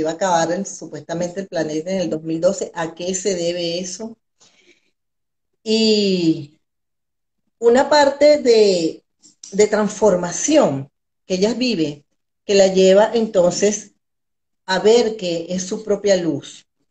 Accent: Venezuela; also born or lived in Valencia, Venezuela; soy una mujer venezolana, todavía viviendo en Venezuela

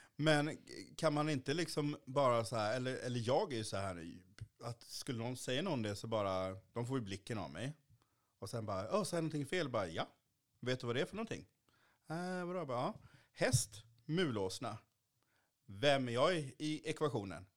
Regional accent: Kalmar County, Sweden; also born or lived in Haiti; now in Malmö, Sweden; jag liksom inte bor på norra Öland där jag växte upp

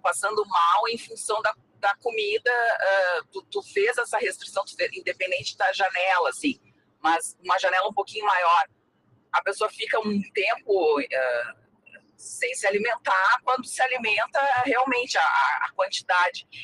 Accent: Rio Grande do Sul, Brazil; quando eu era pequena, uh, aqui no Rio Grande do Sul, não tinha muito essa cultura da paçoca

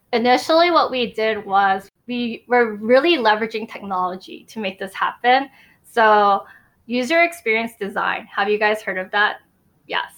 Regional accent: United States; I am Asian American

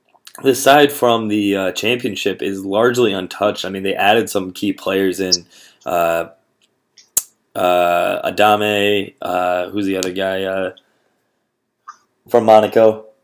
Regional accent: United States; now in Grand Rapids, United States; Being American

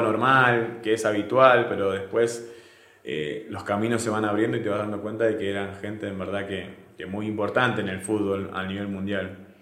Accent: Argentina; moved away as an adult; now in Venezuela; en Argentina decimos que es

